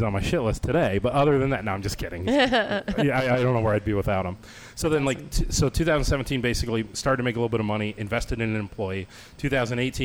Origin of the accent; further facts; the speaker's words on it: Ohio, United States; moved away; I'm from Ohio